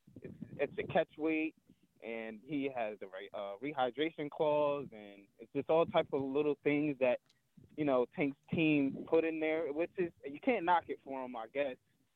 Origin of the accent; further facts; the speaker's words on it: New Jersey, United States; I'm from Jersey, baby.